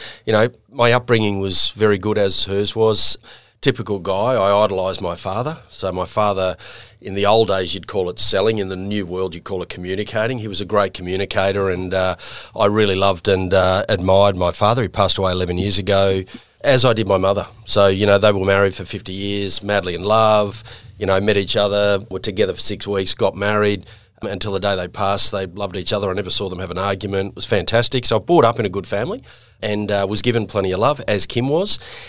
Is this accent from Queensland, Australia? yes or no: yes; Brisbane, Queensland, Australia; also born or lived in Manly, New South Wales; So I spent my first 6 or 7 years in the North Shore, so out at Manly, hence my passion and love for Manly. And then my parents moved to Queensland, and I basically spent most of my adolescence in Queensland, in Brisbane.